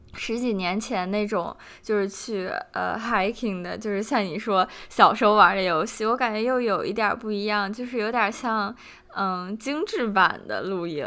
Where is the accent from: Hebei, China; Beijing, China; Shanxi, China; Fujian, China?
Beijing, China; 作为一个北京人，深有感受